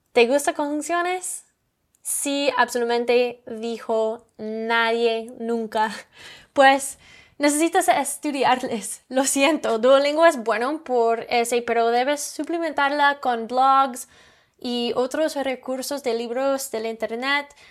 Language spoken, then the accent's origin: Spanish; Canada; Spanish is a second language; Oh, I'm from Canada.